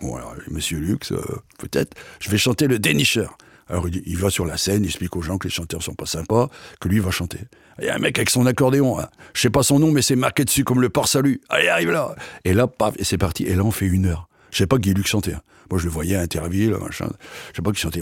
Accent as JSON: {"language": "French", "town": "Rue", "region": "Hauts-de-France", "country": "France", "tie": "born or raised there", "also_born_or_lived": "Menton", "moved": "yes", "said": "Je suis né à Rue"}